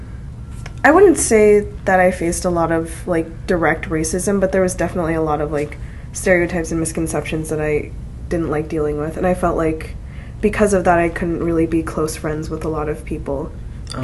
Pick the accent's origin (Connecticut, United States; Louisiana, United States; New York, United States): Connecticut, United States; also born or lived in California; I was born in California until, okay, I was 8, and then I moved to Connecticut